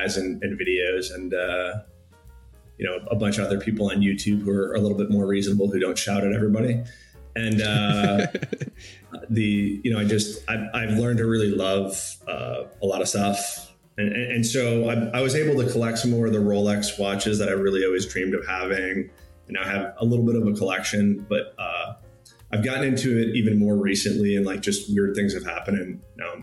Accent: Newtown, Connecticut, United States; moved away; also born or lived in Colorado; I went to a middle school in Connecticut that was called Chalk Hill

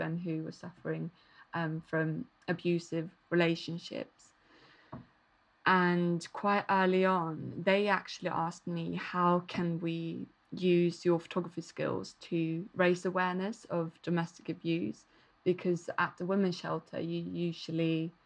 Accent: Malmö, Skåne, Sweden; I started to work with different feminist organisations in Malmo, my hometown

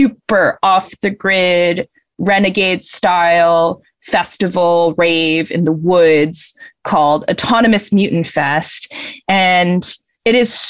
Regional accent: Singapore; moved away; I'm from Southeast Asia, Singapore

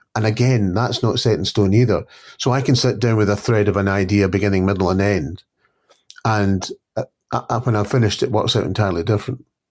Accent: Scotland, United Kingdom; I'm always referred to as a Scottish crime writer.

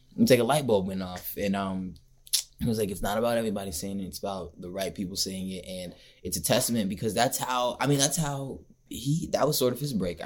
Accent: Marietta, Georgia, United States; I grew up in Marietta.

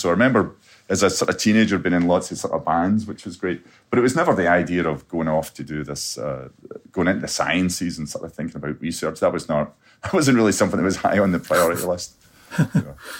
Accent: Scotland, United Kingdom; growing up in Scotland

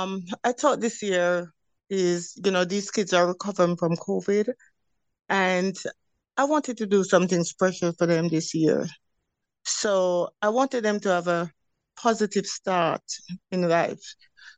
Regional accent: Jamaica; But growing up in Jamaica, it gives you a consistency in saying, okay, I want to do this, I want to do that.

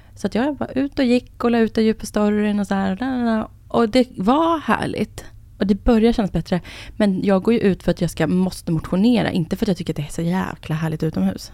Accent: Enhörna, Stockholm County, Sweden; Jag är uppvuxen i Enhörna, som ligger utanför Södertälje

